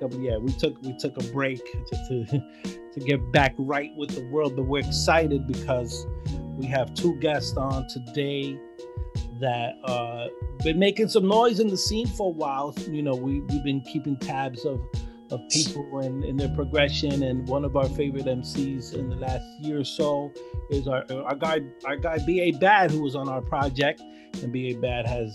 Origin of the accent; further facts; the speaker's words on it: New York City, New York, United States; being a Latino in Brooklyn. But I feel growing up in Brooklyn